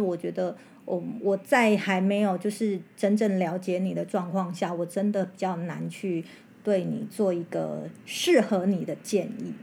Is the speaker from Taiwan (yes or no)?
yes; central-southern Taiwan, Taiwan; 那种嗯。乡下来的哈，都是我中南部的人